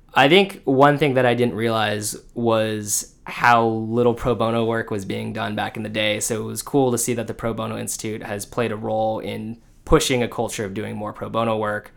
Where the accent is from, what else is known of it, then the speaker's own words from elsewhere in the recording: Orange County, California, United States; moved away as an adult; also born or lived in Los Angeles / Michigan / Washington, D.C.; I grew up in Orange County, California, uh, went to college in L